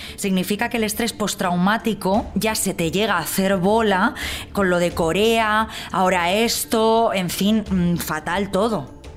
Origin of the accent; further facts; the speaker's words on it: Alfafar, Valencian Community, Spain; me crié en Alfafar, que está muy cerquita de la albufera